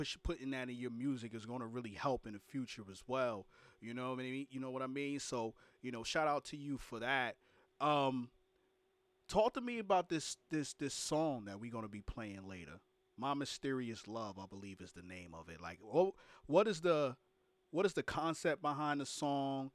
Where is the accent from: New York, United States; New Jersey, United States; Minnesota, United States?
New York, United States; New York City; now in Florida, United States; I'm from Brooklyn, New York, so I travel from Brooklyn all the way up, you know, and now I live in Florida